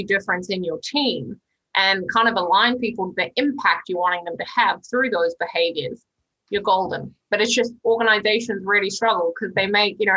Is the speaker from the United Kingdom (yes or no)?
no; New Zealand; I'm a New Zealander.